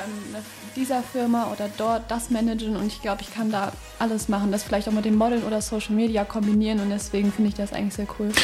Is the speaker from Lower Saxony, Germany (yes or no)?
no; Düsseldorf, North Rhine-Westphalia, Germany; ich komme aus Düsseldorf, bin 18 Jahre alt